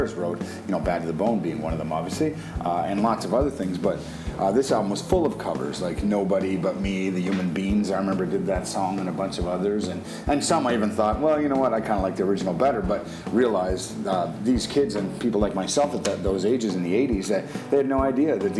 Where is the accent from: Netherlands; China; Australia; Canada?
Canada; we're all Canadian guys